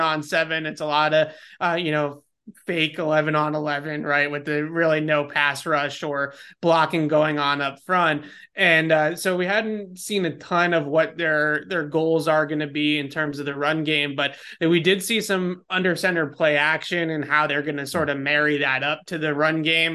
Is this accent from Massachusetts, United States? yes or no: yes; Boston, Massachusetts, United States; I grew up in Boston, in the, in the suburbs of Boston.